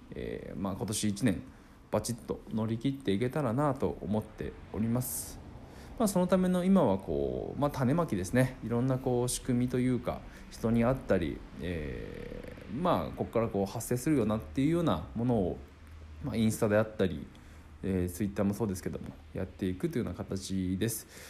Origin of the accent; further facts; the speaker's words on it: Akita, Japan; 地元秋田で生活していて